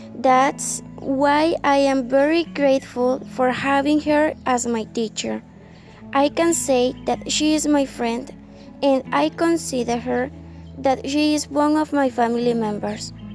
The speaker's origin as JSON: {"language": "English", "town": "Santo Tomás", "region": "Atlántico", "country": "Colombia", "second_language": "English", "said": "our country, especially in our town Santo Tomas"}